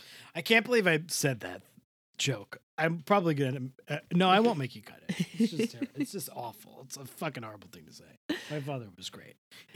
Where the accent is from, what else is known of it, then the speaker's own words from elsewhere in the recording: Rockaway, New York, United States; They filmed an episode in Rockaway, where I am from, my hometown.